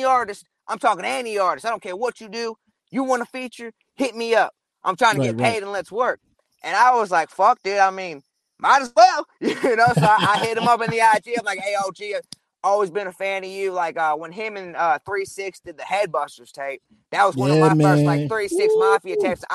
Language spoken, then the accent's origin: English; St. Louis, Missouri, United States; we're from St. Louis